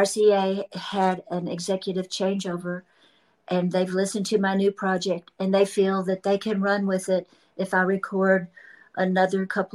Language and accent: English; Memphis, Tennessee, United States; moved away as an adult; now in Nashville, United States; I'm from Memphis and I've lived in Nashville since I was 18 as my permanent residence.